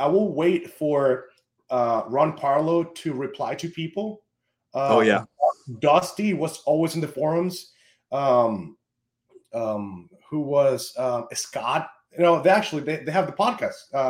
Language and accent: English; Venezuela; I'm from Venezuela